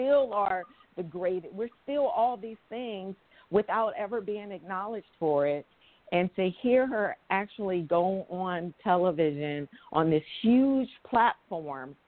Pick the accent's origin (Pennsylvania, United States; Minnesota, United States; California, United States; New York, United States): California, United States; San Francisco; I'm from the Bay Area. I'm from San Francisco.